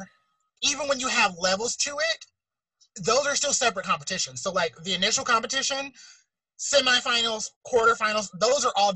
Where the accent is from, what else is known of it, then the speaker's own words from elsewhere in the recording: United States; we're American